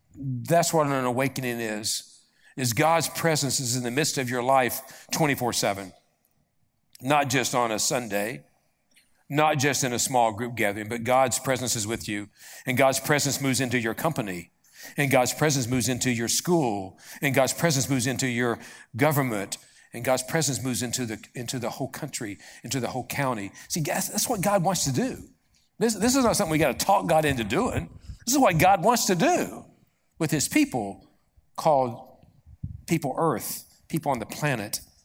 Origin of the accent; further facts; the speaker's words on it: Appalachia, United States; I'm from Appalachia